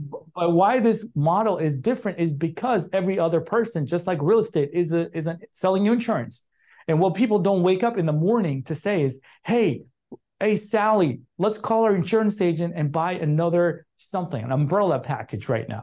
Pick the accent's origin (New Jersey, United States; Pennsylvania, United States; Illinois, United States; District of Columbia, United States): Illinois, United States; Chicago; moved away; I grew up in Chicago.